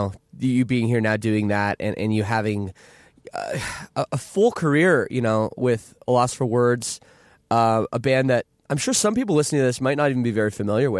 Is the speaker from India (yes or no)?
no; Toronto, Ontario, Canada; growing up in Toronto, we had a great scene at that time here.